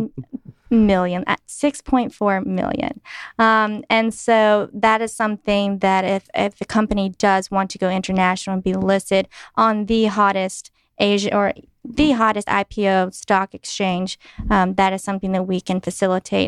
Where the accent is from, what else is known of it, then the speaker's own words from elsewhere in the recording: Clinton, North Carolina, United States; moved away as an adult; also born or lived in Sichuan, China; I'm from Clinton, North Carolina, a very small town